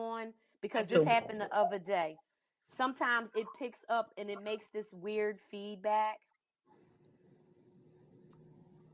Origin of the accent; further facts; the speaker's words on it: East Coast, United States; moved away; I grew up on the East Coast